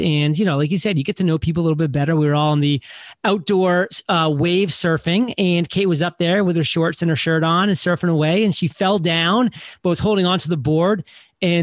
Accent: New England, United States; born and raised in New England, went to college in New England

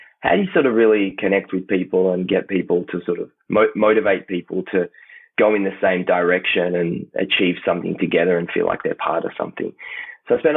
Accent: Tel Aviv, Tel Aviv District, Israel; moved away as an adult; now in Melbourne, Australia; I grew up in Tel Aviv

